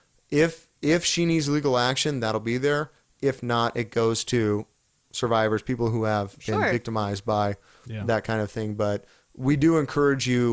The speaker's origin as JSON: {"language": "English", "region": "California", "country": "United States", "said": "I'm from California"}